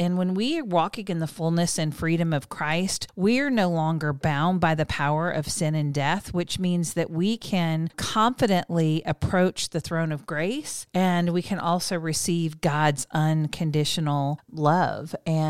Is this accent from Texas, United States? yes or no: yes; The Woodlands, Texas, United States; so I grew up in the Woodlands, Texas, which is a little idyllic planned community in the suburbs of Houston.